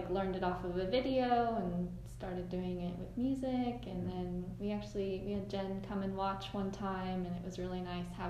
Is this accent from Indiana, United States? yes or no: no; Sacramento, California, United States; moved away; we're both from Sacramento